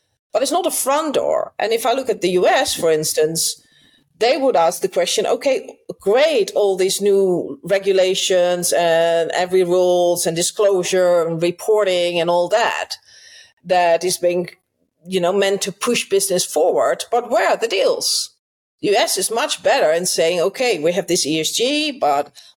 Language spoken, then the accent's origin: English; Netherlands; English is a second language; I'm from the Netherlands, which is a small country.